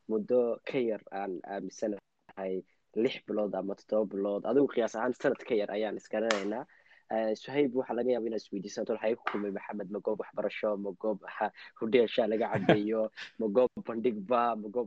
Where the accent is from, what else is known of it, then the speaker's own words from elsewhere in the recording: Yemen; now in Linköping, Sweden; anigu waxaa ku dhashay meel carbeed baan ku dhashay gaar ahaan waxaa ku dhashay waddanka la yidhaahdo Eh, yeman ayaa ku dhashay ah, waxaan kasoo guuray ah, wixii ka dambeeyey labada kun iyo lixdii